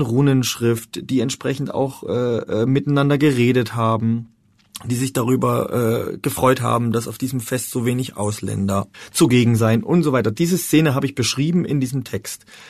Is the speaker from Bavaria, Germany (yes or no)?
no; Freiberg, Saxony, Germany; moved away; in Freiberg, äh, wo ich geboren wurde